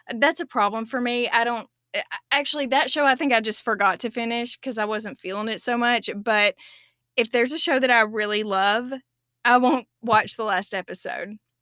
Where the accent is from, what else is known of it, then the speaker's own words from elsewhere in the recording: United States; as an American